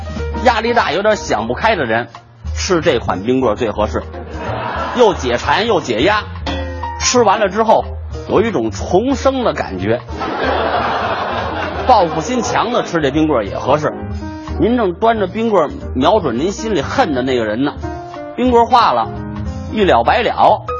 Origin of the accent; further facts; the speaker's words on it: Beijing, China; 虽然说咱们北京人爱问候“吃了吗？您呢”，但是这句话可不是咱们北京人发明的。